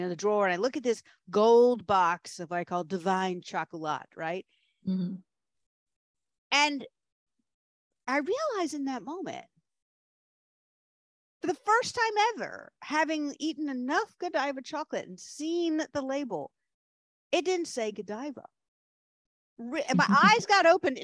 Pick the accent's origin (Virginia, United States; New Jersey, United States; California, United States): Virginia, United States; Williamsburg; moved away as an adult; also born or lived in Richmond, Virginia; they were living in Williamsburg, Virginia, and that's my hometown